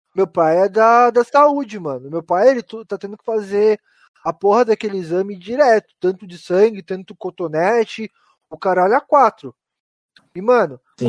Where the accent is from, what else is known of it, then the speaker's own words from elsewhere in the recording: Mauá, São Paulo, Brazil; Aqui a gente é de Mauá